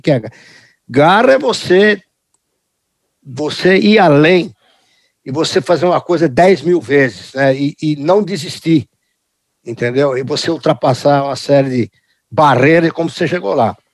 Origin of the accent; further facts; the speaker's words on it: Brazil; also born or lived in United States; eu nasci nos Estados Unidos, vim para o Brasil uhum. logo depois da Segunda Guerra Mundial, 1951